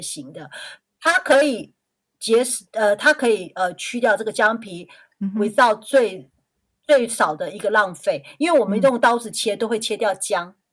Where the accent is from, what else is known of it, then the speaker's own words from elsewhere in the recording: Taiwan; 我台湾人